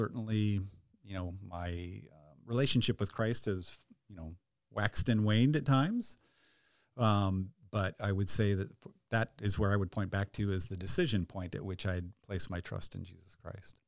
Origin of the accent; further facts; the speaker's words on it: near Rochester, southern Minnesota, United States; I grew up actually on a dairy farm about twenty minutes straight west of Rochester